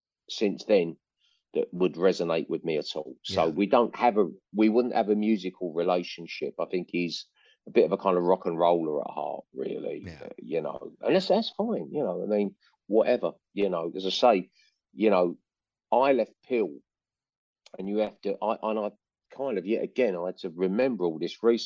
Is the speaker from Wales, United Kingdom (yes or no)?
no; London, United Kingdom; moved away as an adult; now in North West England, United Kingdom; it's almost like I'm a Londoner, but I live in the Northwest a lot of the time now. I'm still in London a lot still. So London's a hometown